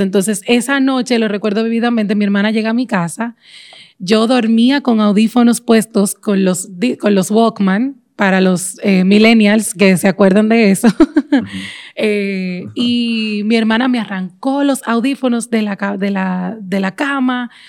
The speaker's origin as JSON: {"language": "Spanish", "country": "Dominican Republic", "tie": "born or raised there"}